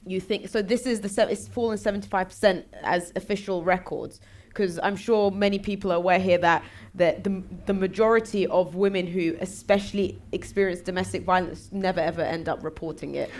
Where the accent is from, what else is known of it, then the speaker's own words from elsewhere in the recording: London, United Kingdom; I was born in London